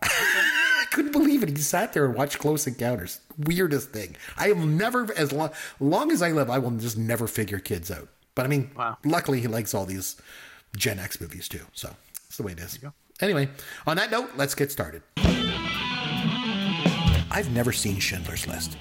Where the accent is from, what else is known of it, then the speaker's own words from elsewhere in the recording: Canada; I'm Canadian